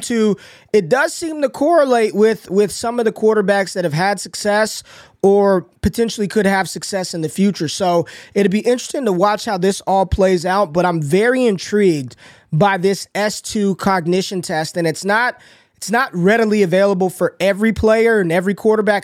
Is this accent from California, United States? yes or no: no; Las Vegas, Nevada, United States; moved away; I grew up in Vegas